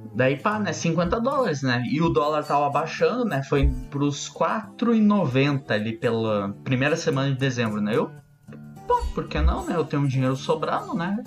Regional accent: Brazil; eu sou do Brasil

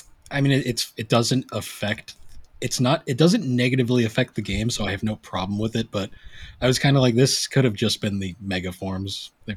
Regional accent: United States; I, as an American

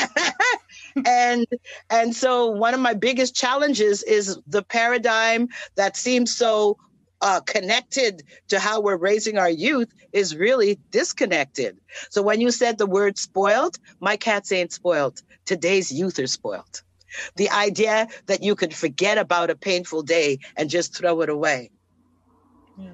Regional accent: Trinidad & Tobago; moved away; I was born in Trinidad

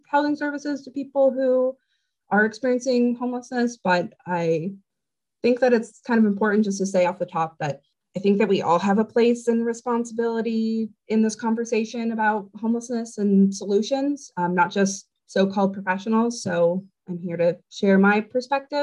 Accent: Bellingham, Washington, United States; I was born and raised in Bellingham.

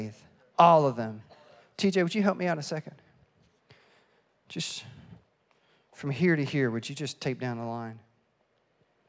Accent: East Tennessee, United States; now in Fredericksburg, United States; I am from East Tennessee

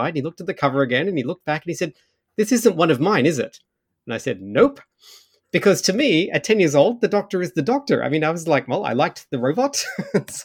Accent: Australia; now in Ottawa, Canada; I'd gone to Australia for a couple of months actually because I sort of thought, well, it's where I grew up

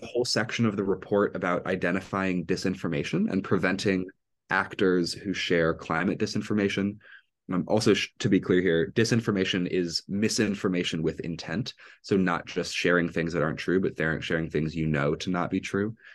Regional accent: Evanston, Illinois, United States; moved away as an adult; now in Providence, United States; I'm originally from Evanston, Illinois

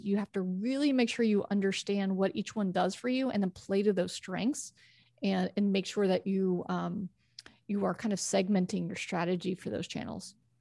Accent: Texas, United States; also born or lived in New York (family); I grew up in Texas

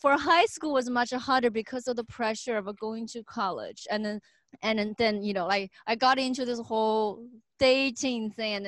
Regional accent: Xiaogan, Hubei, China; English is a second language; moved away as an adult; also born or lived in Beijing / Indiana / Seattle; now in United States; I was born and raised in China in Hubei province, a smaller city, Xiaogan, near Wuhan.

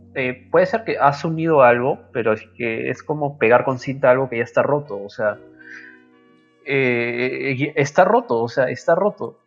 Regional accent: Peru; qué nos define como peruanos

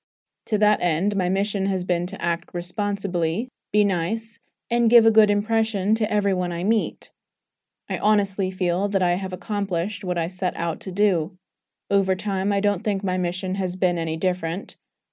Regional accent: England, United Kingdom; moved away; when people hear my accent, they would invariably ask if I was from England, and when I would answer yes, they would say they'd been there or wanted to go there, and it was just nice to be able to talk with them about my birth country.

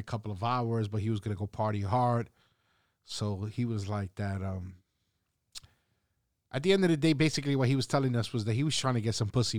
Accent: New York, United States; moved away; also born or lived in Orlando; I'm from New York.

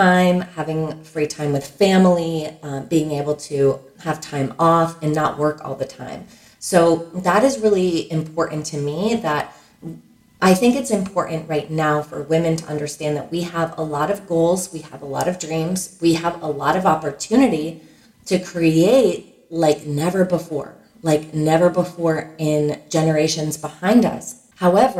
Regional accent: Fairfield County, Connecticut, United States; we grew up in Fairfield County, Connecticut. It's a wealthy suburb of New York City

